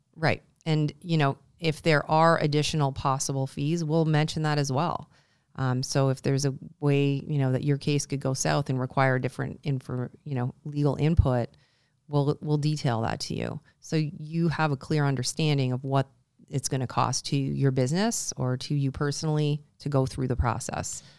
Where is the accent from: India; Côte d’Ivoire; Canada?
Canada; now in Buffalo, United States; I'm Canadian